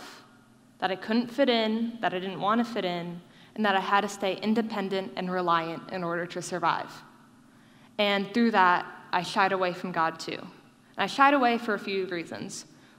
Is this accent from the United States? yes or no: yes; Davidson, North Carolina, United States; I grew up in Davidson, NC, and it's not near a military base, and we have no extended family here